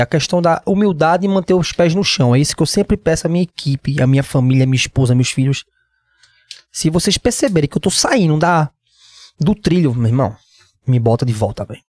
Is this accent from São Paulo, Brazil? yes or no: no; Recife, Pernambuco, Brazil; Eu sou de Recife, eu sou de Pernambuco